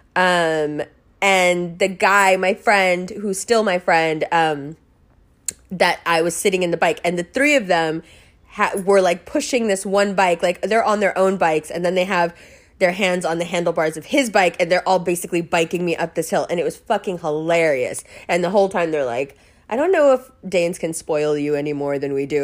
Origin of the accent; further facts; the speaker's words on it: New York, United States; accent: American; I grew up in New York.